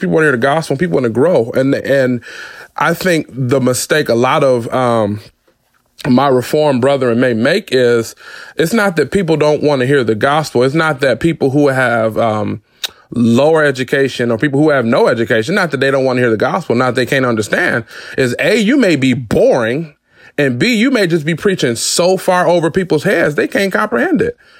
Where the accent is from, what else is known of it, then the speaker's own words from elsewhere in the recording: Detroit, Michigan, United States; I was born and raised in Detroit, Michigan